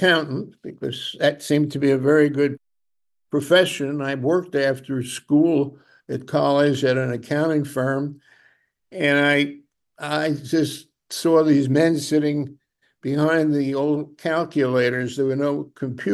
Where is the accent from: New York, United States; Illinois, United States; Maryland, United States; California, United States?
New York, United States; also born or lived in Brooklyn, New York; At a very young age, I moved, the family moved back moved to Manhattan